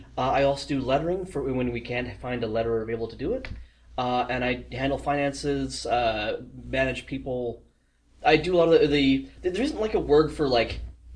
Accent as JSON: {"language": "English", "country": "South Africa", "lives_now": "Toronto, Canada", "said": "I'm South African, ended up here by accident. Bounced around the world, decided to... I moved to Toronto a couple years back"}